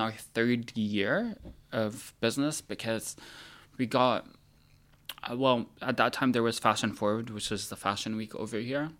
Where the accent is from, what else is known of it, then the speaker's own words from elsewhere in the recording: United States; moved away; also born or lived in Milan, Italy; as an American